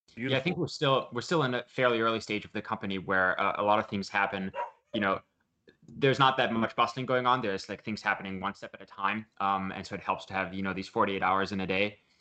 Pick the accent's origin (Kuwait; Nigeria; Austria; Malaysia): Austria; also born or lived in United States; now in Chicago, United States; originally from Austria, but, um, spending a good amount of time in the U S also